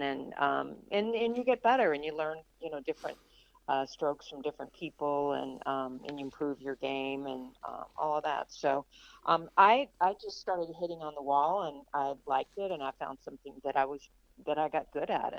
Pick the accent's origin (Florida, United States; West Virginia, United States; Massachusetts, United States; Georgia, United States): West Virginia, United States; Charleston; the Charleston Tennis Club, where I grew up in Charleston, West Virginia